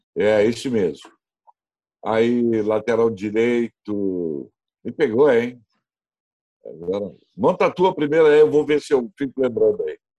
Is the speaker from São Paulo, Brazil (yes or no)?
no; Novo Hamburgo, Rio Grande do Sul, Brazil; moved away as an adult; now in Porto Alegre, Brazil; eu sou da, da, de Novo Hamburgo. Eu comecei na rádio da minha cidade lá